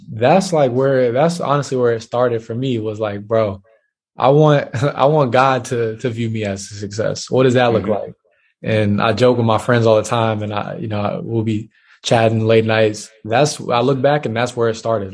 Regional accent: Charlotte, North Carolina, United States; moved away as an adult; also born or lived in Dallas; I lived in Charlotte. I was raised in Charlotte

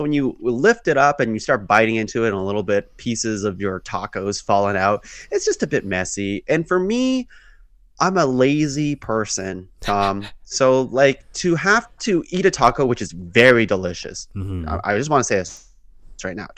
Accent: Canada; I'm also Canadian

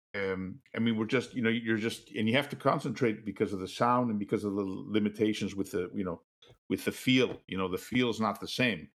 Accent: Kenosha, Wisconsin, United States; moved away as an adult; also born or lived in Boston / Philadelphia / New York / Europe; I'm from Kenosha, which is down south, just north of Chicago.

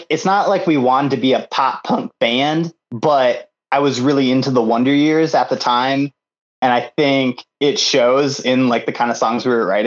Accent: Japan; And then um, I grew up in Japan.

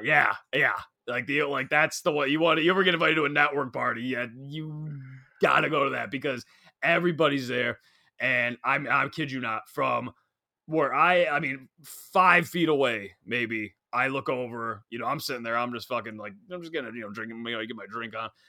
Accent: Long Island, New York, United States; I'm a kid from Long Island

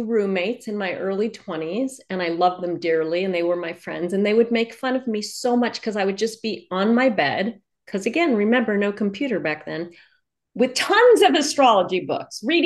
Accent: New York City, New York, United States; I was born in New York City

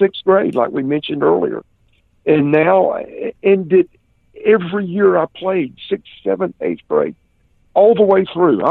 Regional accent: Columbia, South Carolina, United States; Columbia, my hometown

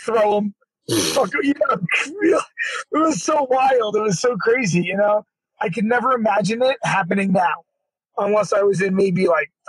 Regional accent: New York City, New York, United States; we were from Brooklyn, we're from Brooklyn

